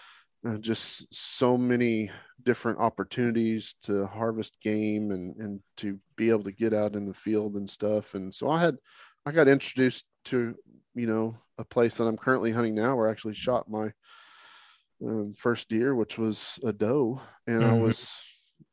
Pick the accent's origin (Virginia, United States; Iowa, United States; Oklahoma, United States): Oklahoma, United States; I'm from Oklahoma